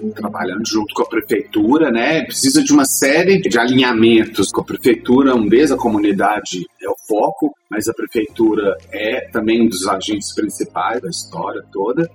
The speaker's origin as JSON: {"language": "Portuguese", "town": "Belo Horizonte", "region": "Minas Gerais", "country": "Brazil", "said": "Belo Horizonte, que é de onde eu venho"}